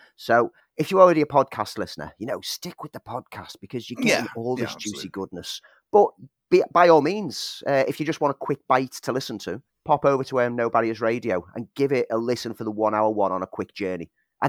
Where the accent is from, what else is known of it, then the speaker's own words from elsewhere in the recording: Liverpool, North West England, United Kingdom; now in Sheffield, United Kingdom; when I came from Liverpool to Sheffield to study, it became a key part of my student life.